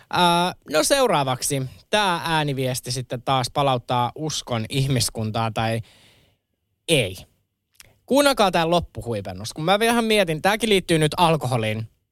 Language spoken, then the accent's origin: Finnish; Kerava, Uusimaa, Finland; mä nuoruuteni vietin Keravalla